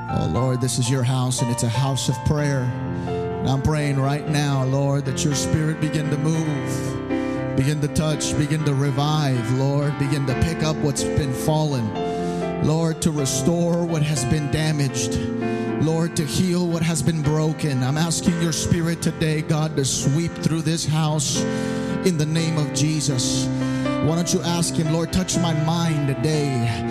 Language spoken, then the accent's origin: English; New York, United States; first language Spanish; English is a second language; I hail from the beautiful city of New York. Amen. And so um, I was born in Brooklyn